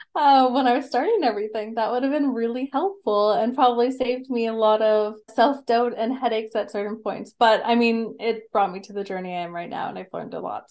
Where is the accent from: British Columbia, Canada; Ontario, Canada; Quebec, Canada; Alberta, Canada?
Alberta, Canada; Calgary; also born or lived in Lethbridge; I grew up in Calgary and surrounding areas. So I've always been in Alberta.